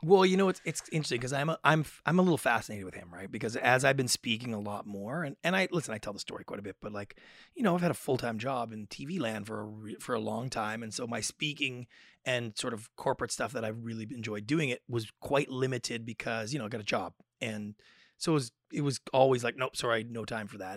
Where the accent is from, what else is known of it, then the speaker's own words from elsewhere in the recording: Victoria, British Columbia, Canada; growing up in Victoria, we have slightly different expectations for the size and scope of lives than the typical Americans do.